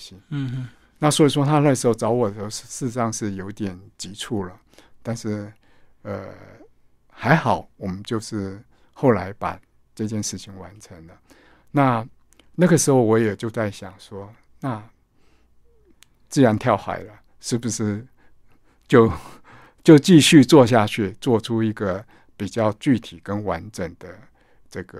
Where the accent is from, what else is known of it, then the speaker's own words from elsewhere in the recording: Kaohsiung, Taiwan; 我本身就是眷村子弟，那我从小在高雄冈山的空军眷村长大，所以自然对呃眷村有一份特别的情怀。